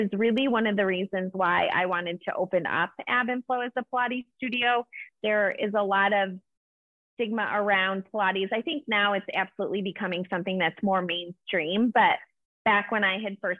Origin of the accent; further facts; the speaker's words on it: Chicago, Illinois, United States; moved away as an adult; now in Ohio, United States; I am originally from Chicago, born and raised, and just recently moved to Ohio